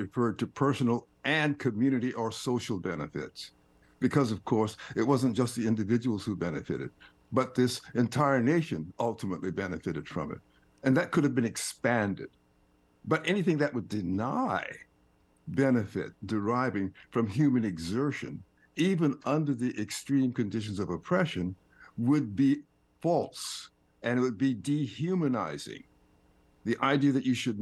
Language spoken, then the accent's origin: English; Fernandina Beach, Florida, United States; I'm a Floridian. I was raised in Fernandina Beach, which, of course, was segregated, and I was educated in segregated schools.